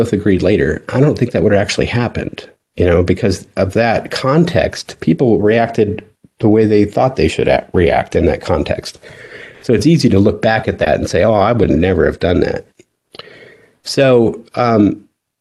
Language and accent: English; Delta, Colorado, United States; moved away as an adult; I grew up in Western Colorado